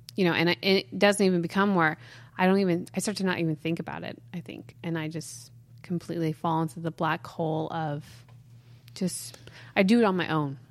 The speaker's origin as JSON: {"language": "English", "town": "Mount Shasta", "region": "California", "country": "United States", "tie": "born or raised there", "also_born_or_lived": "Weaverville", "said": "we grew up in Mount Shasta, so we used to make snow caves"}